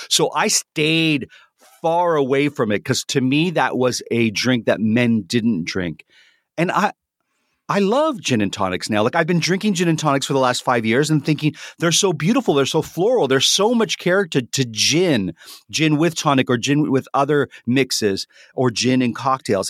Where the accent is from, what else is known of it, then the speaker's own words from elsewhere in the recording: Canada; I'm a Canadian